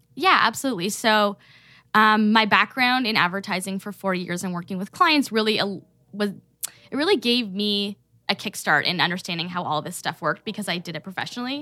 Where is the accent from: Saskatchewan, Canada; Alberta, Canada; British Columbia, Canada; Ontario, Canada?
Ontario, Canada; Toronto; moved away as an adult; also born or lived in Michigan; now in Detroit area, Michigan, United States; I am Canadian. I grew up in Toronto.